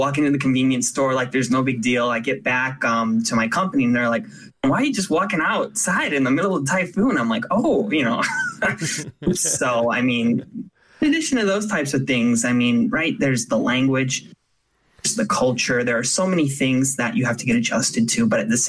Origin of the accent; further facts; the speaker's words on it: Chicago, Illinois, United States; also born or lived in Tokyo, Japan / Nagoya, Japan; I'm from the Chicagoland area.